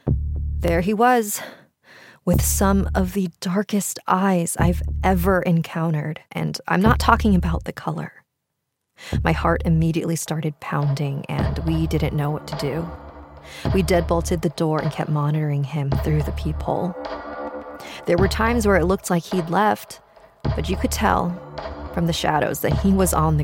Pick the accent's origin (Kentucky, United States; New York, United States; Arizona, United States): Arizona, United States; Mesa; I am from Mesa, Arizona